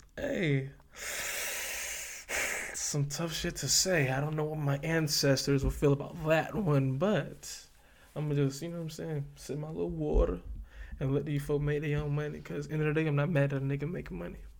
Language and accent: English; the South, United States; I'm from the South